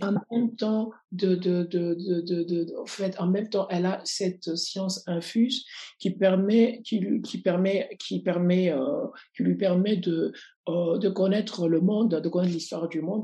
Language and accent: French; Lubumbashi, Haut-Katanga, DR Congo; Je suis né à Lumbashi, dans la région du, du Katanga, une région minière par excellence